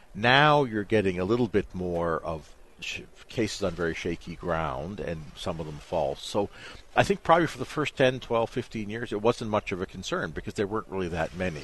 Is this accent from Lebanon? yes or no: no; Canada; I'm from Canada